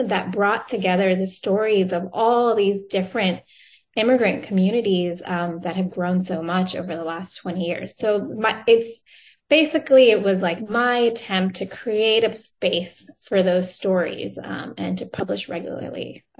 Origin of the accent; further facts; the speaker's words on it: Alpharetta, Georgia, United States; moved away as an adult; also born or lived in Johns Creek, Georgia; And I moved back to Atlanta. So I grew up in Alpharetta, Johns Creek. And I moved away after graduating from UGA. And I lived away for about 17 years.